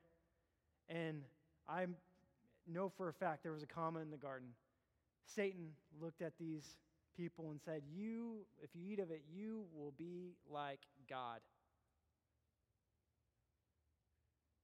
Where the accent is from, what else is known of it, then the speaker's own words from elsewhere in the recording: Terrell, Texas, United States; I grew up in Terrell